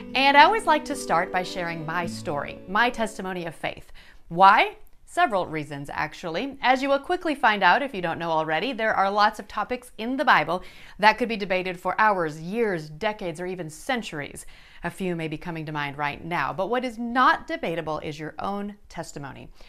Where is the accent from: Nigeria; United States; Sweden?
United States; Yankton, South Dakota; now in Arkansas, United States; I was born and raised in Yankton, South Dakota, my dad's hometown.